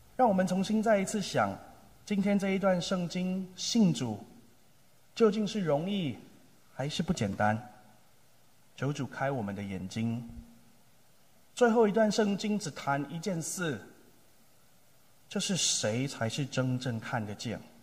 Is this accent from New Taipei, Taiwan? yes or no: yes; Tamsui, New Taipei, Taiwan; moved away as an adult; also born or lived in Tainan; 我出生在马街宣教的故乡，去年我们一起庆贺北部宣教一百五十周年， 我出生在淡水